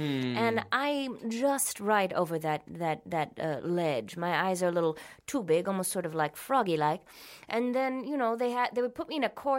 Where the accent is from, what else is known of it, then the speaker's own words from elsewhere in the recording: Minnesota, United States; accent: Minnesota; Yes, well, that was another part of getting rid of my ugly, was getting rid of my Minnesota accent.